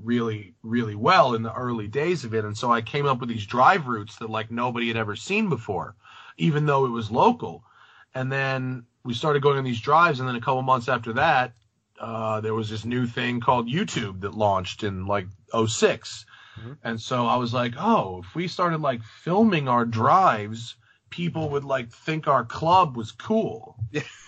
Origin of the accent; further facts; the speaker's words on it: Rye, New York, United States; moved away as an adult; also born or lived in Englewood, New Jersey / Atlanta / Philadelphia / Greenwich; I grew up in Rye.